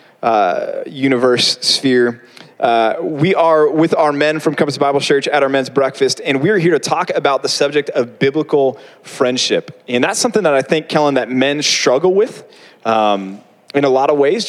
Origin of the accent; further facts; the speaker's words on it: Texas, United States; I grew up in Texas, so I had a big open field behind me